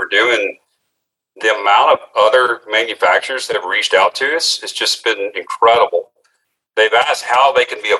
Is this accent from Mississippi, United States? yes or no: yes; Mississippi, United States; here in my hometown, Mississippi